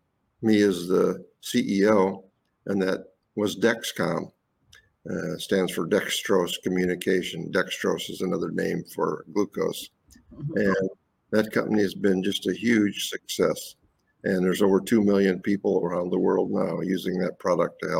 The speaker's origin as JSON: {"language": "English", "town": "Fort Wayne", "region": "Indiana", "country": "United States", "tie": "born or raised there", "also_born_or_lived": "Wisconsin", "moved": "as an adult", "said": "I was born in Fort Wayne, Indiana. A small working class family"}